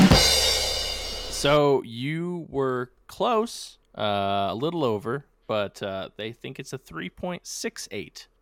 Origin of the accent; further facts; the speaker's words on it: New England, United States; being from New England